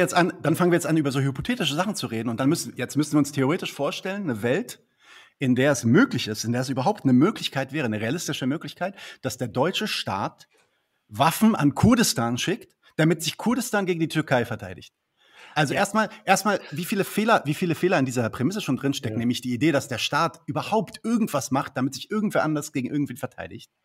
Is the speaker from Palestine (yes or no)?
yes; Palestine; ich bin ja Palästinenser